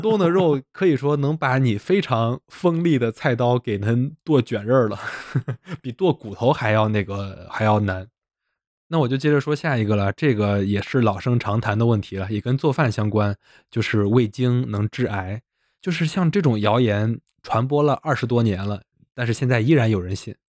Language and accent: Chinese; Zhengzhou, Henan, China; 我们河南郑州的某著名企业